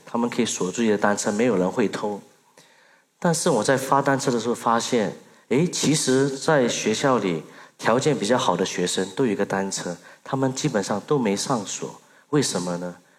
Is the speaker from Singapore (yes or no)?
yes; Singapore; Chinese is a second language; moved away as an adult; also born or lived in Mandalay, Myanmar; now in Myanmar; 在一九九四年，在我八岁的时候，我母亲决定把我送到新加坡留学。在二零零八年，我有幸毕业于新加坡的南洋理工大学的商学系